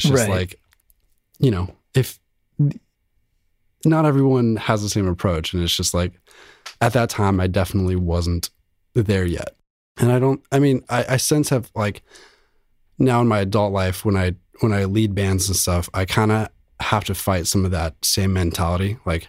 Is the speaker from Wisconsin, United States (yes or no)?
no; Los Angeles, California, United States; also born or lived in Van Nuys / Orange; LA. I grew up here.